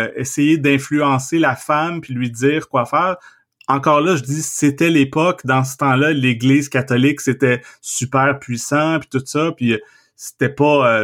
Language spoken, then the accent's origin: French; Trois-Rivières, Quebec, Canada; j'ai grandi à Trois-Rivières